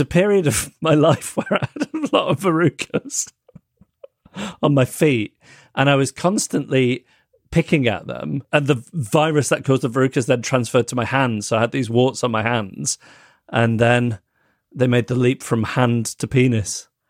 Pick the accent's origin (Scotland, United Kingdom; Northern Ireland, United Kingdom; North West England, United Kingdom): North West England, United Kingdom; Manchester; Withington Hospital, which is the hospital where I was born in Manchester.